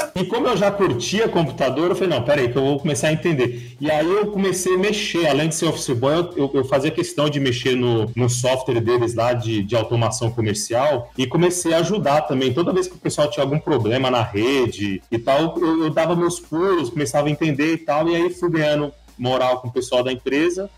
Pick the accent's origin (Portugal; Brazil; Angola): Brazil; São Paulo; also born or lived in Vitória da Conquista, Bahia; eu sou de São Paulo, só que é, eu morei, deixa eu ver, seis anos na Bahia, em Vitória da Conquista